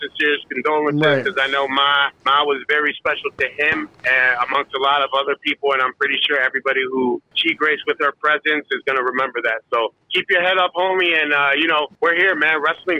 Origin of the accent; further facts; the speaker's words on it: Paulsboro, New Jersey, United States; moved away; also born or lived in Puerto Rico; After I came from Puerto Rico, okay. I ended up in North New Jersey, and I lived there for about a few months before I came down to Paulsboro. So literally grew up where the Monster Factory is at.